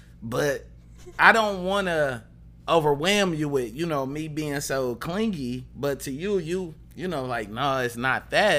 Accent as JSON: {"language": "English", "town": "Highland Park", "region": "Michigan", "country": "United States", "said": "I didn't even grow up in Detroit. I'm from Highland Park, HP stand up."}